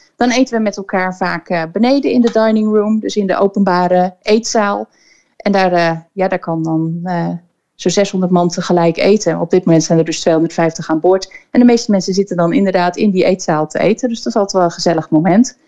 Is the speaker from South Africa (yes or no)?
no; Koudekerke, Zeeland, Netherlands; moved away as an adult; Ik, eh, ben opgegroeid in, eh, in Koudekerken op Walcheren